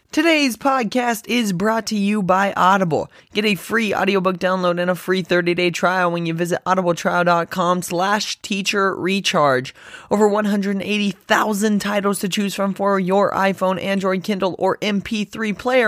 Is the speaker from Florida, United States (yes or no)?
no; Texas, United States; now in Wichita, United States; I grew up in Texas. I live in Wichita, Kansas